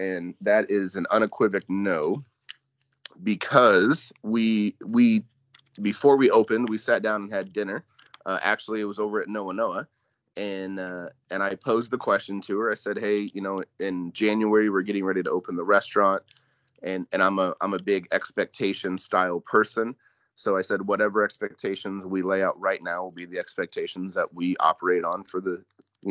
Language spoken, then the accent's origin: English; Pierceton, Indiana, United States; also born or lived in Warsaw, Indiana; I grew up in Pearson, so, you know, a one-horse town just outside of Warsaw.